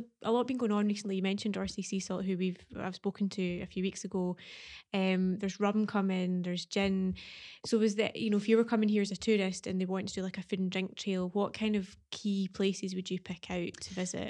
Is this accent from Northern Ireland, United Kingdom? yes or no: no; Kinghorn, Scotland, United Kingdom; I've known him a long time because I'm from Kinghorn